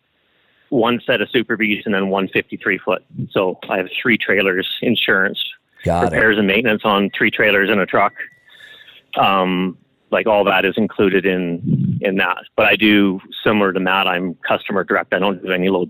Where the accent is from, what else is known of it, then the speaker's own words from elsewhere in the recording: Canada; I'm Canadian